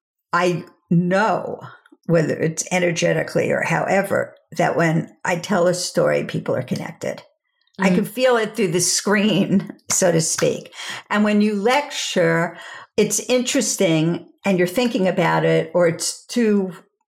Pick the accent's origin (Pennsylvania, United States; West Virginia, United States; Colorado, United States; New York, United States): New York, United States; Five Towns, Long Island; moved away as an adult; now in Los Angeles, United States; I said, Long Island.